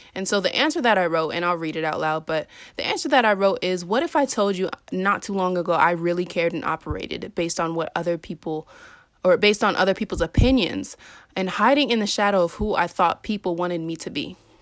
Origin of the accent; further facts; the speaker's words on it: Maryland, United States; I'm from Maryland